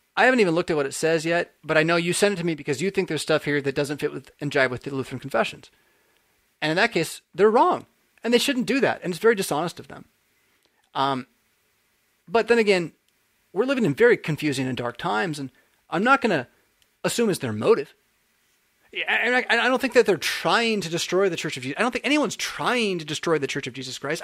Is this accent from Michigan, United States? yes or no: no; California, United States; I'm from California